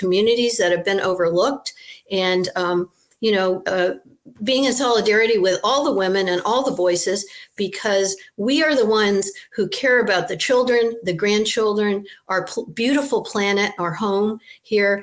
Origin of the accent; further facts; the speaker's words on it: Maine, United States; Senator Margaret Chase Smith was from my hometown in Maine